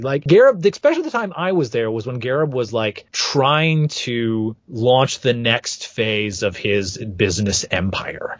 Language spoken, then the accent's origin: English; Flint, Michigan, United States; Flint, my hometown